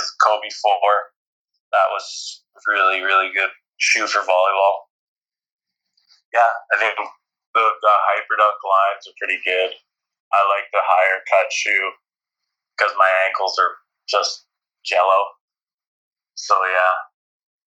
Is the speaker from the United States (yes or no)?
no; Canada; being a Canadian athlete who wasn't an Olympian